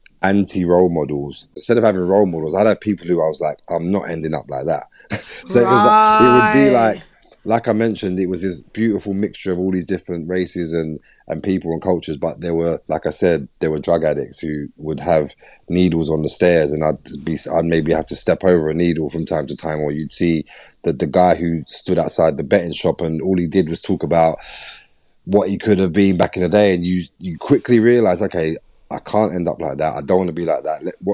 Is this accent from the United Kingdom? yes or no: yes; London, United Kingdom; Growing up in East London, I think East London and specifically where I grew up in Bow in Tower Hamlets, which was so multicultural and so mixed.